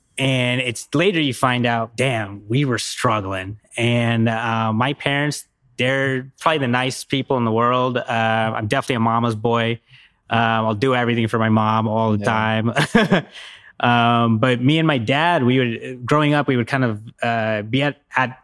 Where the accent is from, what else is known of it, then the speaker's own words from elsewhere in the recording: United States; also born or lived in Seattle, Washington / upstate New York; now in New York City, United States; I grew up upstate. I mean, I grew up in Seattle, but then we moved to upstate New York. It's pretty rural up there